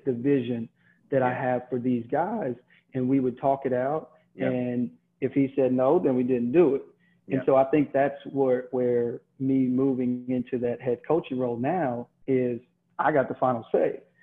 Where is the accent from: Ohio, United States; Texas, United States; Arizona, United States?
Texas, United States; growing up in Texas